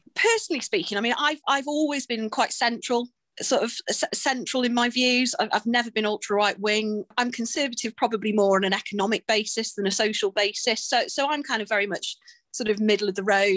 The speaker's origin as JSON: {"language": "English", "area": "Welsh", "region": "Wales", "country": "United Kingdom", "said": "as a Welsh person"}